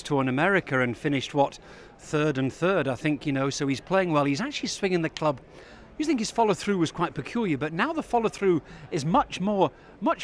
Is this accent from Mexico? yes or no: no; United Kingdom; as a Brit